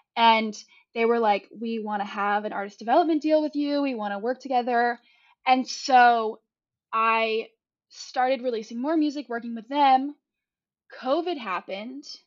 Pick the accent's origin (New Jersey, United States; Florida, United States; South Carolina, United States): South Carolina, United States; moved away as an adult; also born or lived in Savannah, Georgia; now in Los Angeles, United States; growing up in South Carolina